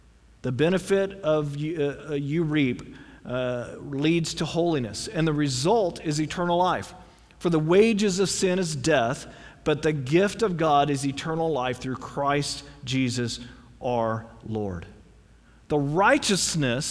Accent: United States; We as Americans

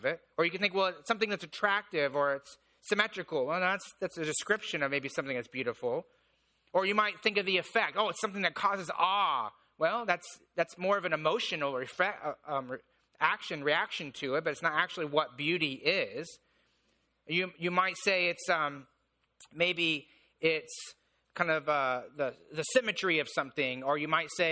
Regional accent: Indiana, United States; moved away; I grew up in Indiana

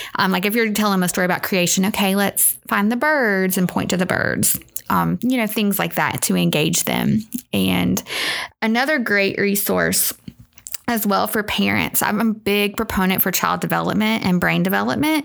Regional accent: North Little Rock, Arkansas, United States; moved away; I grew up in North Little Rock, Arkansas

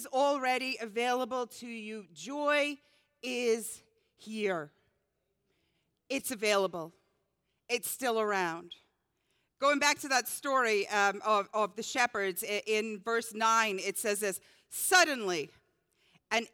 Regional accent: Scotland, United Kingdom; moved away; growing up in Scotland

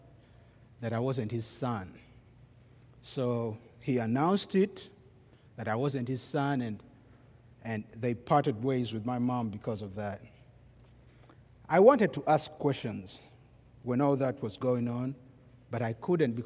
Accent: Kampala, Central Region, Uganda; now in United States; I am from Kampala, Uganda. Kampala is the capital of Uganda.

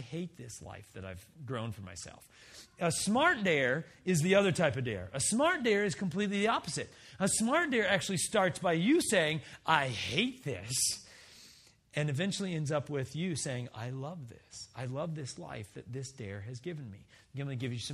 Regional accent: Wisconsin, United States; we're all from Wisconsin, right? We live in Wisconsin

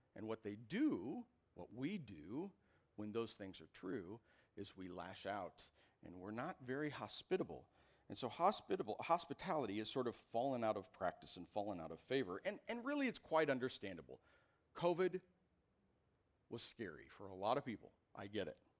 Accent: Iowa, United States; moved away as an adult; I grew up in Iowa.

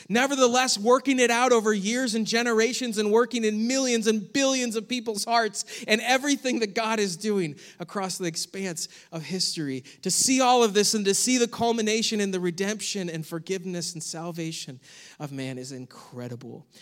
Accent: United States; as American Christians

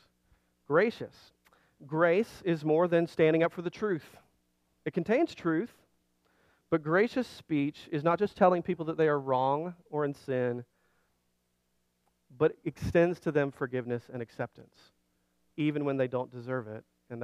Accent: Alabama, United States; moved away; I grew up in Alabama

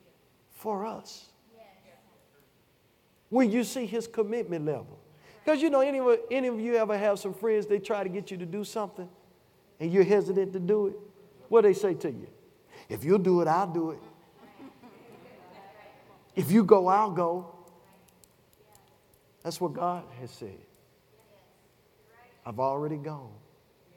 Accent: Chattanooga, Tennessee, United States; I'm from Chattanooga, Tennessee. We say ages to come like this.

